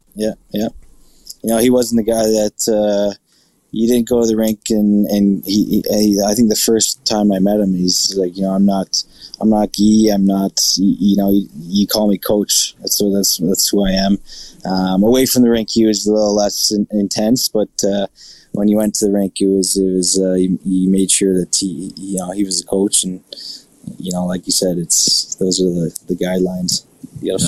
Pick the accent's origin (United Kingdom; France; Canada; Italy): Canada; Burlington, Ontario; moved away; also born or lived in Buffalo; my hometown in Burlington